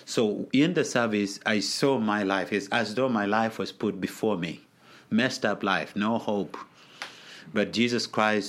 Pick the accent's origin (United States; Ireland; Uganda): Uganda; Gulu, Northern Region; So that's how I grew up, and coupled with that is I grew up in wartime in Gulu. There was a war for 22 years in Gulu, so most of my childhood was in that wartime.